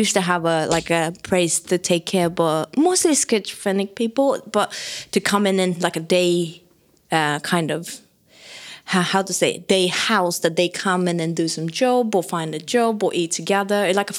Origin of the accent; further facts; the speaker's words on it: Tokyo, Japan; English is a second language; moved away as an adult; also born or lived in New York; now in London, United Kingdom; I born in Tokyo, so based in Tokyo most of my life